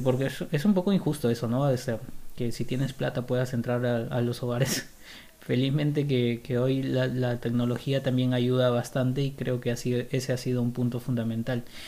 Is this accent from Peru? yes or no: yes; Lima, Peru; soy, soy limeño